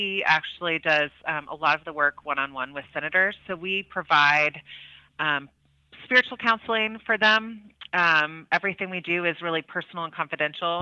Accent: Oklahoma City, Oklahoma, United States; moved away as an adult; also born or lived in Austria; now in Washington, D.C., United States; I was from Oklahoma City. And so my high school took a trip out to Frontier Ranch.

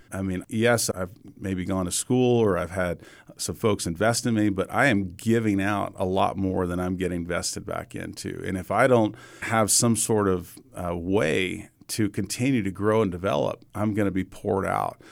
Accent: Atlanta, Georgia, United States; moved away; I grew up in Atlanta

